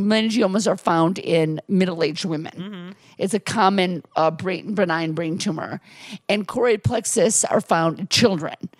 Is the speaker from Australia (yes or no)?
no; Milwaukee, Wisconsin, United States; I grew up in Milwaukee